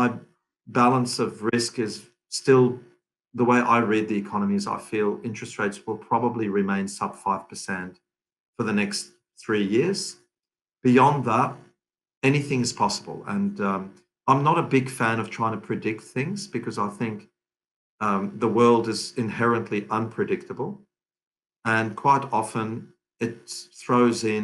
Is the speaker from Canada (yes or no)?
no; Lebanon; we're Lebanese family. I was born in Lebanon.